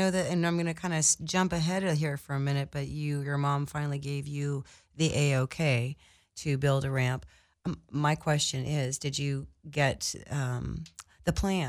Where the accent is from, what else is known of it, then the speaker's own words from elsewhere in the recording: Midwest, United States; I think there's some cool assets and aspects to being growing up in the Midwest.